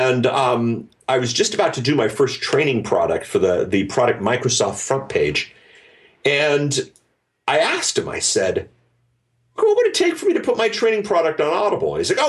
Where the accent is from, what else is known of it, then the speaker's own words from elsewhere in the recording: Germany; Well, okay, so I grew up in Germany. My folks worked for the U.S. military